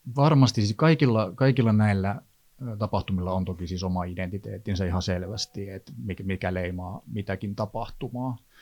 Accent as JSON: {"language": "Finnish", "region": "Eastern Finland", "country": "Finland", "also_born_or_lived": "Helsinki area", "moved": "yes", "lives_now": "Helsinki, Finland", "said": "minä olen Itä-Suomesta"}